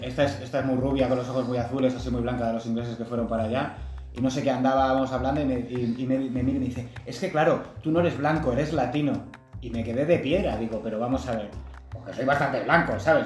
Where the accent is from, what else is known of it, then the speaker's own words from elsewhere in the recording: Spain; soy de España